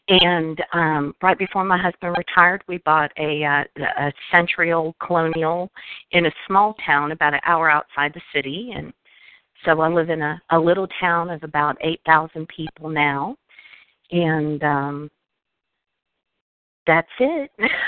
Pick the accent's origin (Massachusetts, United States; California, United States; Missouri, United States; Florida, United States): Florida, United States; also born or lived in Washington; now in Virginia, United States; I grew up in South Florida in Washington State, and so I've lived on both coasts.